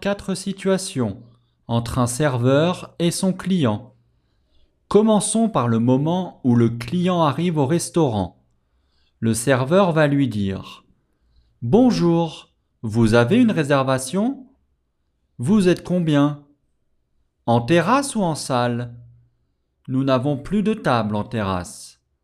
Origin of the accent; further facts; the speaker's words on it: France; je suis français